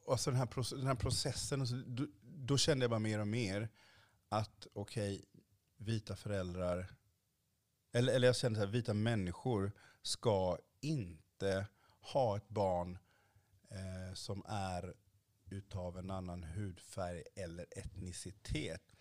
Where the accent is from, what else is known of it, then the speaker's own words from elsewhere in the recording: Sweden; För jag är en svart mm. man i Sverige mm. idag.